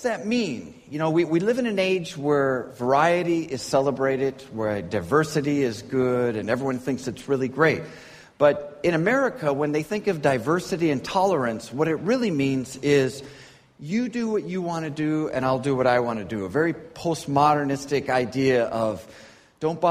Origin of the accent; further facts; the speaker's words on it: Minnesota, United States; moved away as an adult; now in Beijing, China; Where I come from, I'm from Minnesota in the United States